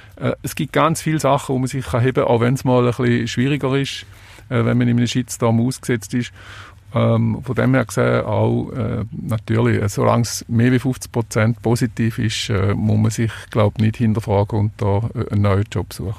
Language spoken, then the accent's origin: German; Switzerland; bei uns in der Schweiz